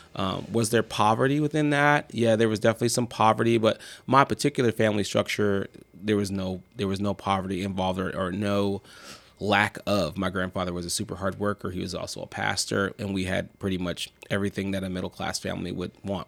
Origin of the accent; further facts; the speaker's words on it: Marin City, California, United States; I grew up in Marin City